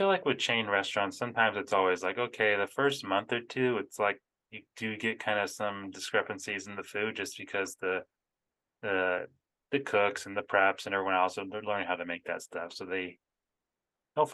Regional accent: Phoenix, Arizona, United States; moved away; Cause we came from Arizona originally and it was, I mean, in the Phoenix area, everything's open pretty late.

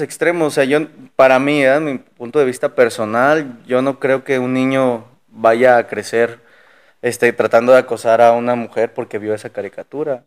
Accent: Mexico; nuestra cultura como mexicanos

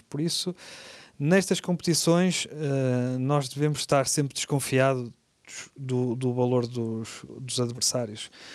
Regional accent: Portugal; como portugueses

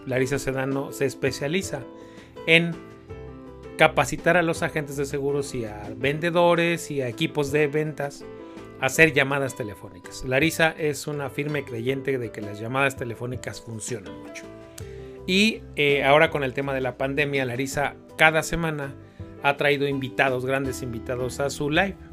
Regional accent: Mexico City, Mexico; nací y crecí en Iztapalapa

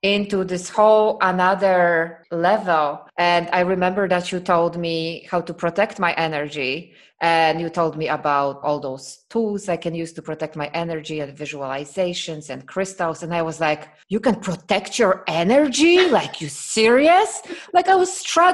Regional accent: Poland; now in Croatia; I am from Poland. I am from Poland.

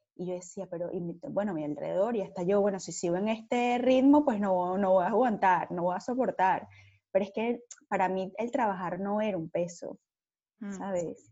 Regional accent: Margarita Island, Nueva Esparta, Venezuela; moved away as an adult; Yo soy venezolana, pero primero que venezolana, súper margariteña.

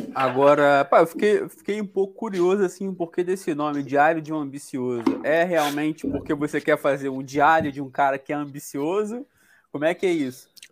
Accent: Brazil

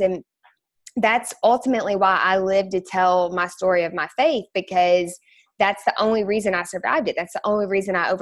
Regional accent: Bowling Green, Kentucky, United States; also born or lived in Louisville, Kentucky; I was born and raised in Bowling Green, Kentucky

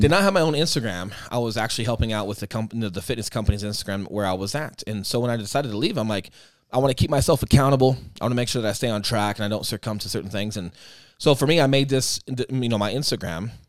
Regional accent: Aurora, United States; moved away as an adult; my hometown

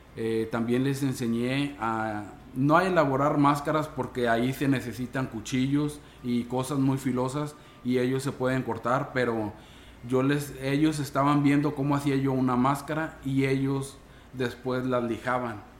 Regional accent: Tamuín, San Luis Potosí, Mexico; soy un artesano de Antiguo Tamuín, Tamuín, San Luis Potosí.

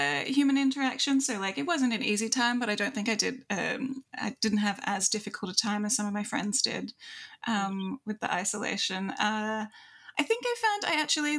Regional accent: Australia; I am Australian, but also Kiwi is probably the safer guess

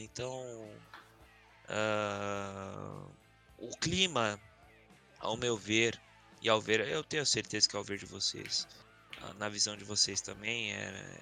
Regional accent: São Paulo, Brazil; somos da, da Zona Norte

